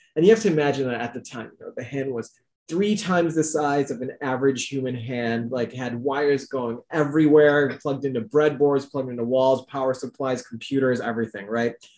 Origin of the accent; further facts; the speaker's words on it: Chicago, Illinois, United States; my parents are from Pakistan originally. I was born in the Chicago suburbs